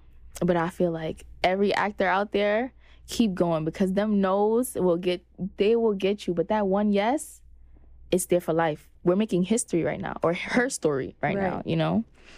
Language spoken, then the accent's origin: English; Brooklyn, New York, United States; Honestly, I have tough skin. I'm from Brooklyn, Flatbush specifically.